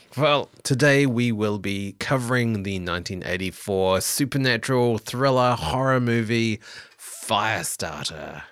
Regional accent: New Zealand; moved away; I'm originally from New Zealand

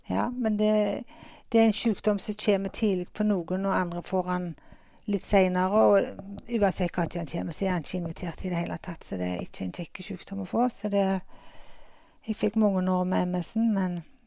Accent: Åkrehamn, Rogaland, Norway; also born or lived in Stavanger; jeg er født og oppvokst her på Åkra. Så hele min barns, barndomstid har jeg hatt på Karmøy og Åkra.

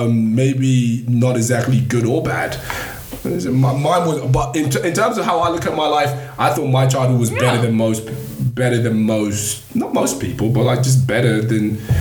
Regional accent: Nigeria; And then the other is that, like, obviously being Nigerian, it's just more education was king.

